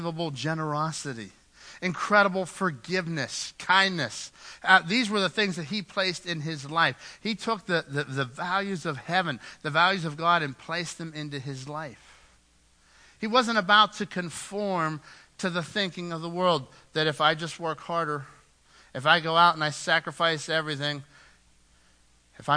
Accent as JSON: {"language": "English", "country": "United States", "said": "We're Americans"}